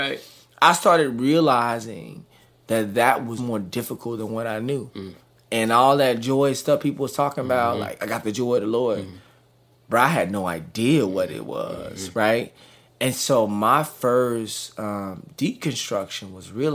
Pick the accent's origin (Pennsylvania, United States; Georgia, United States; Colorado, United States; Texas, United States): Texas, United States; Dallas; Born and raised in Dallas, Texas.